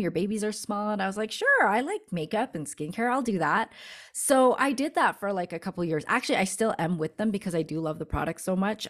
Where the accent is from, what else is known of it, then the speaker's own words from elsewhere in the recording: Canada; moved away as an adult; now in Denver, United States; my husband got a b, uh, work opportunity here in Denver, and we're from Canada